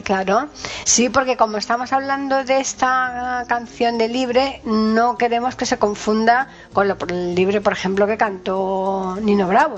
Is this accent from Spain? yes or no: yes; Spain; que somos españoles nos gusta escuchar las cosas más en idioma español